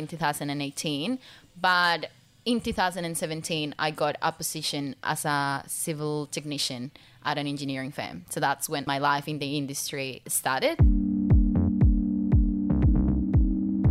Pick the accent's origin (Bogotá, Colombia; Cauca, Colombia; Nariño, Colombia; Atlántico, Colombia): Nariño, Colombia; Pasto; English is a second language; moved away as an adult; now in Australia; my home country, because like we are a developing country